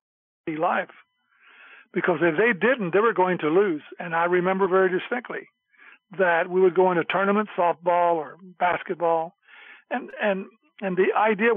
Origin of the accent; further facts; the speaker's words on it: Houston, Texas, United States; back in Magnolia, where I grew up in Houston